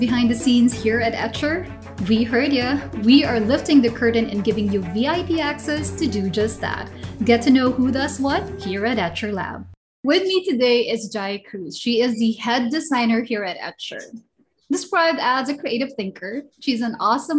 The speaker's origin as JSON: {"language": "English", "country": "Singapore", "said": "we're both from Singapore, right? From the same church"}